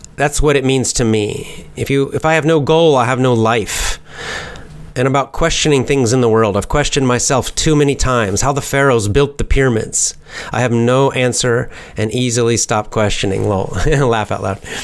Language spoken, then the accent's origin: English; United States; I'm American